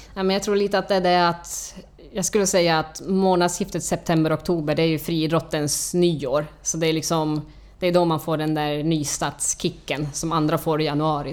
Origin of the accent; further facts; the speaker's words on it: Finland; moved away as an adult; now in Stockholm, Sweden; Jag kommer från Finland, flyttade hit för, till Stockholm för 20 år sedan